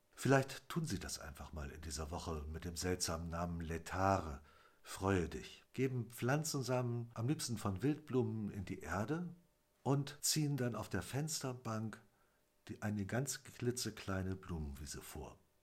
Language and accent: German; Wendland, Lower Saxony, Germany; bei uns im Wendland